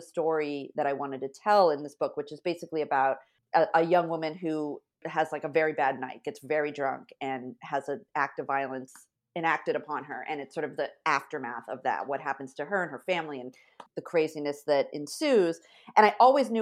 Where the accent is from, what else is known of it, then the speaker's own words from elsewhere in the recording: Fresno, California, United States; moved away; also born or lived in New York City; where I grew up in Fresno, California, there were no Hasidic Jews.